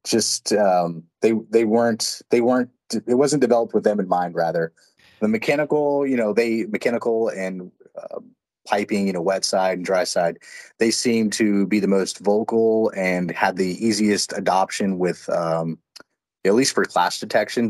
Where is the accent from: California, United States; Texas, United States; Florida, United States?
Texas, United States; I grew up in Texas